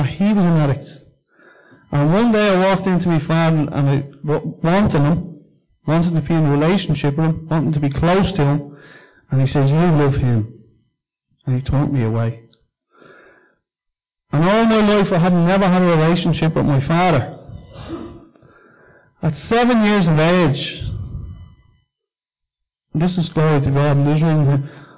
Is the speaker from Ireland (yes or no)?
yes; Dublin, Leinster, Ireland; as a young kid, I grew up in Cundalkin